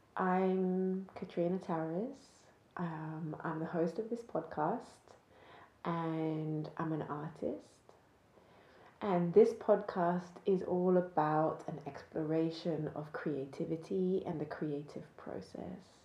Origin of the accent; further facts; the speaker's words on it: just outside Cambridge, East of England, United Kingdom; I grew up just outside Cambridge